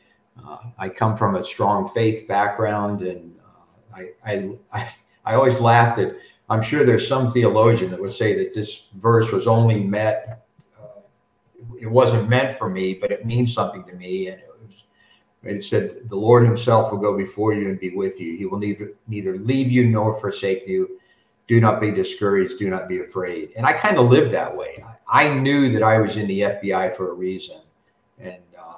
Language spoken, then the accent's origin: English; Midwest, United States; I grew up in the Midwest